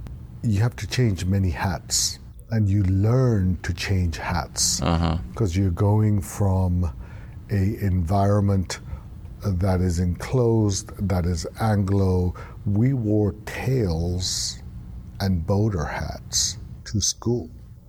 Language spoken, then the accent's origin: English; Beirut, Beirut Governorate, Lebanon; also born or lived in Karachi, Pakistan; Up to the age of three, we were in Pakistan. And we went from the frying pan to the fire. We went from Karachi, Pakistan. My dad got a job in Beirut, Lebanon.